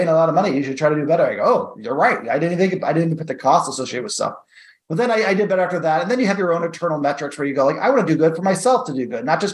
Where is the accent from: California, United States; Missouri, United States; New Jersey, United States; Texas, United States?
Missouri, United States; St. Louis; I grew up in St. Louis, Missouri, which is like in the suburbs of St. Louis, Missouri.